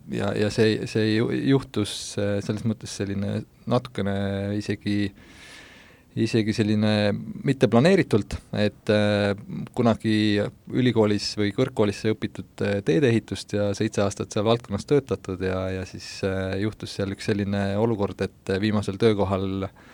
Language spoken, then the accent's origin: Estonian; Pärsama, Saare County, Estonia; moved away as an adult; now in Tallinn, Estonia; Saaremaalt, Põhja-Saaremaalt, sellisest külast nagu Pärsamaa